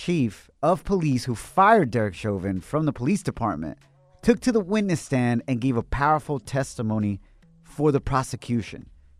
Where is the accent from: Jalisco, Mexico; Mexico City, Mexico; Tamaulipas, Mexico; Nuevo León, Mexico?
Jalisco, Mexico; Ocotlán; moved away; I'm truly Mexicano from Ocotlán, Jalisco, Mexico.